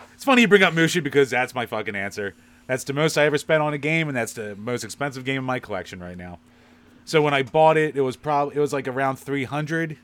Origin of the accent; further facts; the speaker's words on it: Philadelphia, Pennsylvania, United States; accent: Philly; my Philly accent